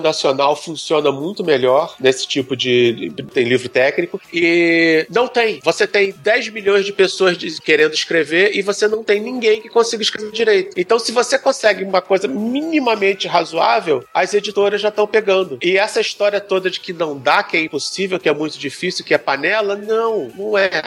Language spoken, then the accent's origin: Portuguese; Brazil; Como bom brasileiro